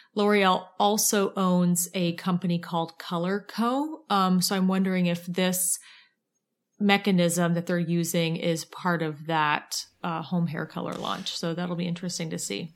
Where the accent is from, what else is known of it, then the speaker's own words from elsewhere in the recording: Ohio, United States; I'm from Ohio